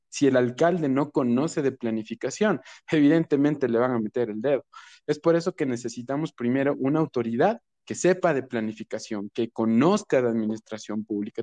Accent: Quito, Pichincha, Ecuador; es un quiteño eh, nacido en un hospital público, eh, justamente una familiar de mi mamá me recibió como comadrona, nací en el barrio de la Villaflora

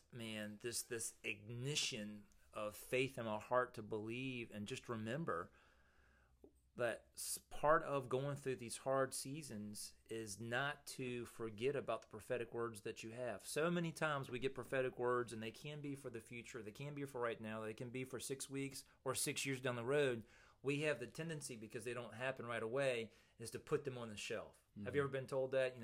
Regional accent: Mechanicsville, Virginia, United States; I'm in Mechanicsville, Virginia, my hometown

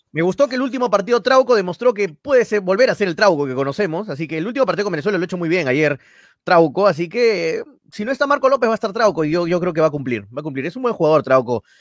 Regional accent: Peru; yo como peruano

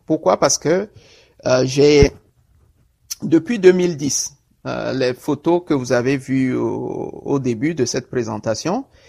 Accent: Togo; moved away as an adult; also born or lived in Kpalimé, Togo / Tabligbo, Togo / Bassar, Togo / Lomé, Togo; now in Montreal, Canada; je suis euh, euh togolais. Euh, j'ai été conçu d'abord à Niamtougou. En fait, j'ai, je suis né à Palimé.

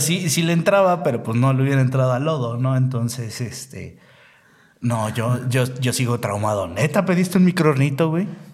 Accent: Mexico City, Mexico; yo soy de la Ciudad de México, o CDMX, o DF, como le quieran llamar

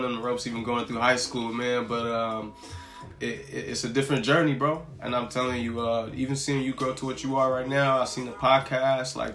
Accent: Los Angeles, California, United States; I grew up in the Crenshaw district. So I grew up around Leimert Park

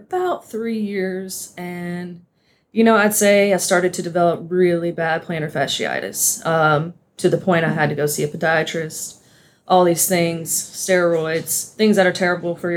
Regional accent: Valdosta, Georgia, United States; accent: southern drawl; moved away as an adult; now in Sarasota, United States; I'm from South Georgia, Valdosta specifically. I grew up there playing sports

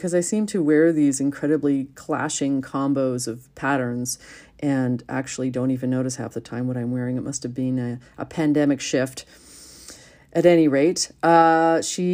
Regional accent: Vancouver, British Columbia, Canada; I'm from Vancouver

